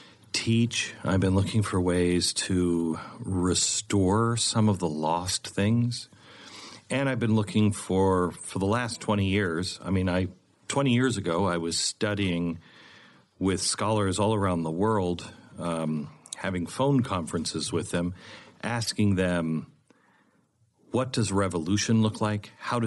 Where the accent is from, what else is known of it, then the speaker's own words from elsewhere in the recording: West Coast, United States; now in Texas, United States; You know, I grew up on the West Coast where you have rocks on, you know, your beaches, and when you come to it, you're like...